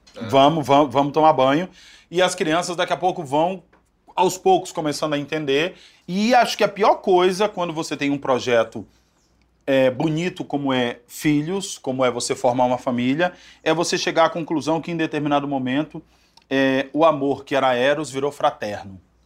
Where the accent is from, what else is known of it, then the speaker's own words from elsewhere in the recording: Salvador, Bahia, Brazil; Eu venho né, do, de Salvador